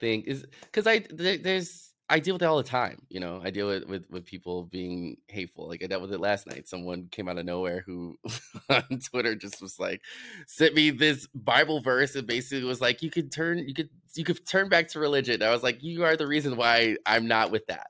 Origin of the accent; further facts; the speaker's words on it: Chicago, Illinois, United States; growing up in Chicago, I was just, I was surrounded by everything